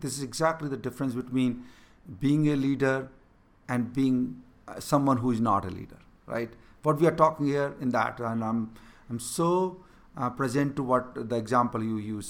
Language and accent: English; India; first language Hindi; English is a second language; moved away; growing up in a small village, not having a proper education, I could not even able to speak in English